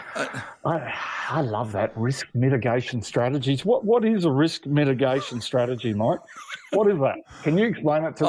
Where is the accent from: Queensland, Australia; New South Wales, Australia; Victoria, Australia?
Queensland, Australia; I'm a Queenslander